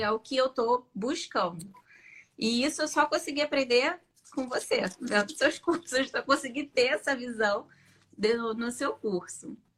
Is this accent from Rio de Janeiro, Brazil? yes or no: yes; Rio de Janeiro, Brazil; Eu sou do Rio de Janeiro